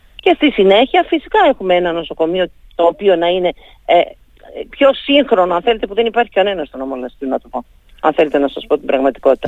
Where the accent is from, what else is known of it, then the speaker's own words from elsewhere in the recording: Lasithi, Crete, Greece; για τον τόπο μου, για το mm. Λασίθι, για την Κρήτη γενικά